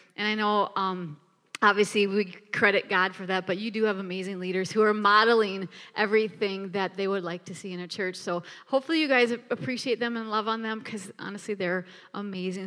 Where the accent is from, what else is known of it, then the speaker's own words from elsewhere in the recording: Minneapolis, Minnesota, United States; now in Bismarck, United States; we are from Minneapolis, Minnesota